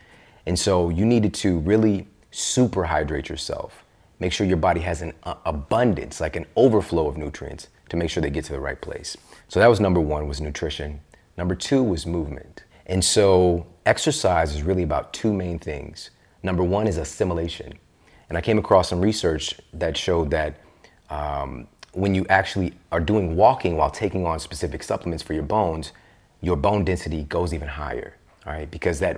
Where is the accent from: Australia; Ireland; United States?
United States; Midwest; Yeah, especially I'm from the Midwest.